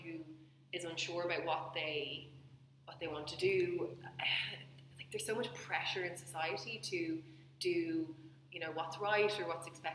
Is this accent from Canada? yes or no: no; Dublin, Leinster, Ireland; I grew up in Dublin and I went to college in Dublin